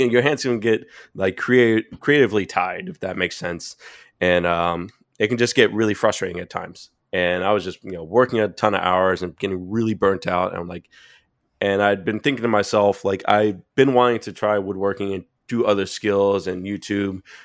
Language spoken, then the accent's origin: English; Boynton Beach, Florida, United States; moved away; also born or lived in Fort Lauderdale; I'm originally from South Florida. When I'm originally mm-hmm. from a town called Boynton Beach